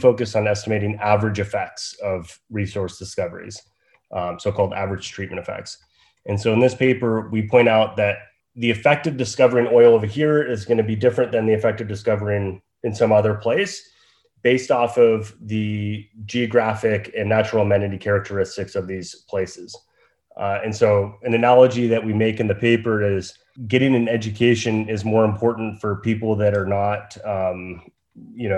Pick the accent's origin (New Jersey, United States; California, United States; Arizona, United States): California, United States; Northern; moved away as an adult; also born or lived in Wyoming; I grew up in Northern California, just a few hours away from Reno